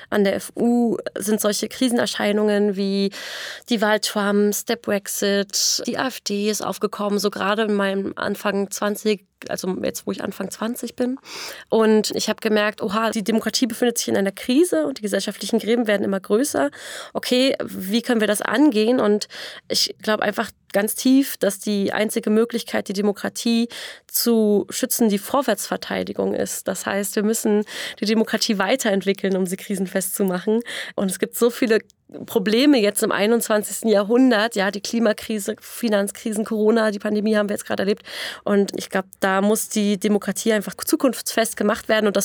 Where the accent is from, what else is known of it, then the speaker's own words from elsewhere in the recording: Eichwalde, Brandenburg, Germany; Ich komme aus dem Randort von Berlin, aus Eichwalde